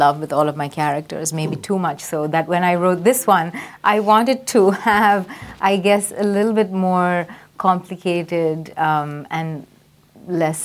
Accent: Chennai, Tamil Nadu, India; I grew up in India. Oh, okay. Which part of India? Madras.

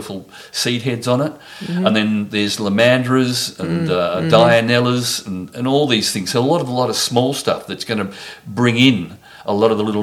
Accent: Frankston, Victoria, Australia; when I was a kid, I mean, I grew up in Frankston

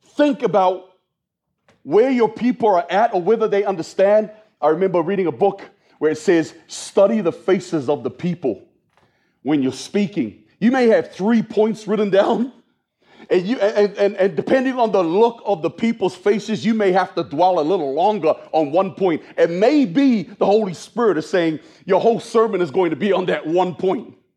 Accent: New Zealand; moved away as an adult; also born or lived in Australia; now in United States; I was born and raised in New Zealand

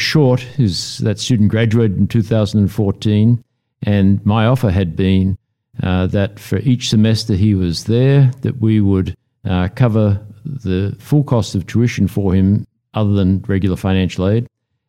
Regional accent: Melbourne, Victoria, Australia; moved away as an adult; also born or lived in Pennsylvania, United States; now in United States; about four generations Australian, born and raised in Melbourne, went to Monash University.

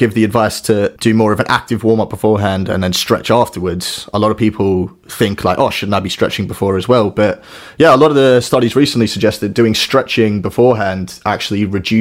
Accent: Australia; moved away as an adult; I grew up in Australia originally, moved over here about 10 years ago now

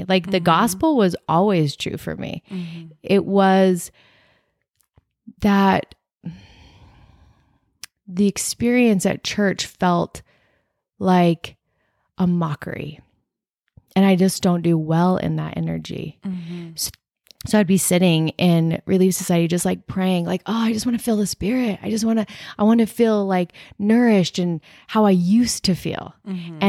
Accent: Gilbert, Arizona, United States; I grew up in Gilbert.

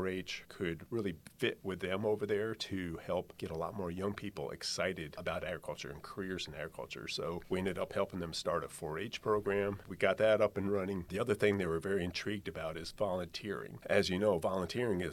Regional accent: Pennsylvania, United States; moved away as an adult; now in Georgia, United States; Where I grew up in Pennsylvania, it was a very small, rural area, very homogenous

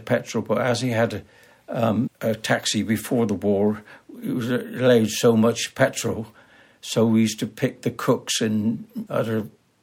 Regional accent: Tisbury, South West England, United Kingdom; born or raised there

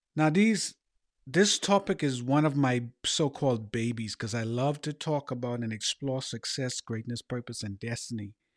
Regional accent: Bahamas; moved away; also born or lived in United States; born in the Bahamas

